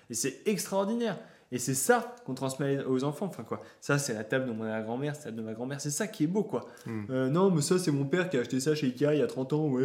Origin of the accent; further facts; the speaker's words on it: Paris, Île-de-France, France; Moi, je suis parisien.